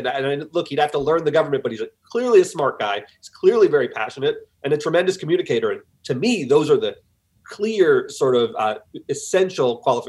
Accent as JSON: {"language": "English", "region": "East Coast", "country": "United States", "said": "I'm from the East Coast"}